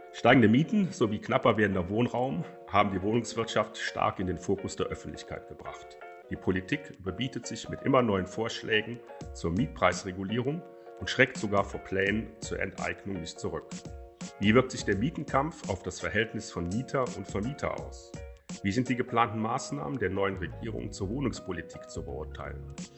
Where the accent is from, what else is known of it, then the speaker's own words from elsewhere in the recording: Cologne, North Rhine-Westphalia, Germany; ich zum Beispiel als Kölner